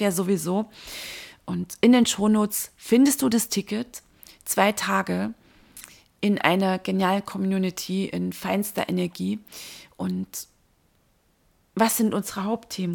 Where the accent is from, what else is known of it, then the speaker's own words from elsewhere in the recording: Dresden, Saxony, Germany; In meiner Heimatstadt